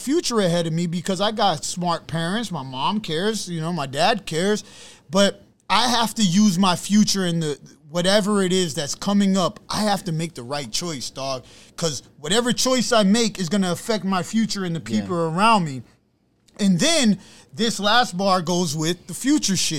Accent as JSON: {"language": "English", "town": "New York City", "region": "New York", "country": "United States", "said": "I'm from Brooklyn, Brownsville"}